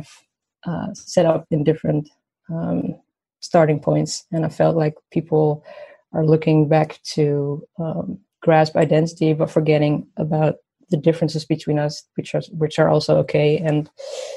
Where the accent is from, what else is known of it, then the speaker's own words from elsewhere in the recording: Amsterdam, North Holland, Netherlands; I was born here in Amsterdam, and then, you could call it my hometown.